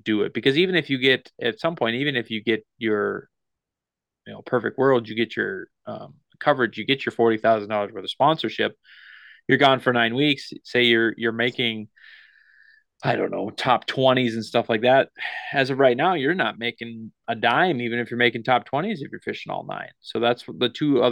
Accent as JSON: {"language": "English", "region": "the North Midwest", "country": "United States", "said": "We're from the Midwest, the North Midwest, whatever, North Dakota, Minnesota"}